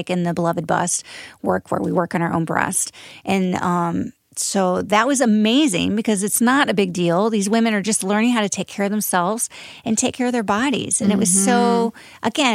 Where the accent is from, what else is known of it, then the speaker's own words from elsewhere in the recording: Midwest, United States; I'm from the Midwest